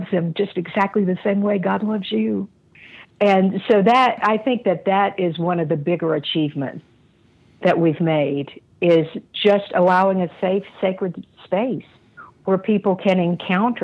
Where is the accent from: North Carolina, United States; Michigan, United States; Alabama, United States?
North Carolina, United States; Asheville; I grew up in Asheville, but I went to church in tiny Southern Baptist church at the age of 12